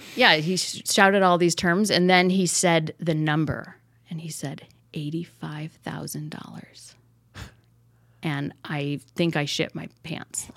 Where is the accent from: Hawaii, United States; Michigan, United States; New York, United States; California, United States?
Michigan, United States; Traverse City; now in Encino, United States; I'm from Northern Michigan, a place called Traverse City